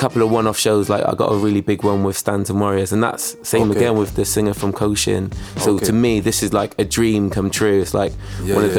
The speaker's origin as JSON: {"language": "English", "town": "Bristol", "region": "South West England", "country": "United Kingdom", "tie": "born or raised there", "also_born_or_lived": "Gloucester", "said": "when we was growing up in Bristol"}